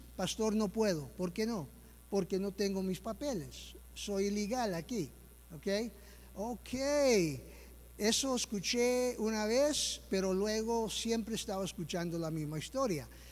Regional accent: United States; Soy yo que nací aquí en los Estados Unidos

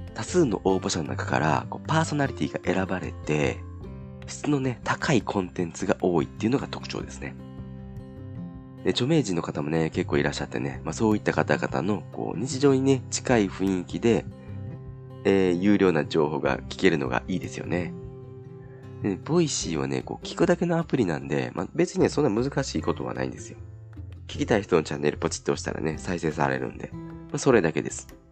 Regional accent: Kansai, Japan; 僕も関西なんですけど

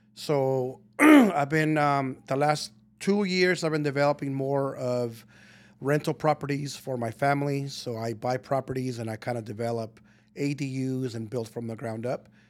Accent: Colton, California, United States; moved away as an adult; also born or lived in Guadalajara, Mexico / Burbank, California; I was raised in Colton, Rialto area all of my life until I was about twenty

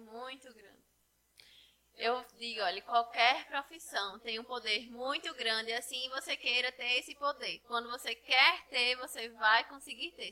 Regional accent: Poço Branco, Rio Grande do Norte, Brazil; Eu cresci aqui, né, em Poço Branco

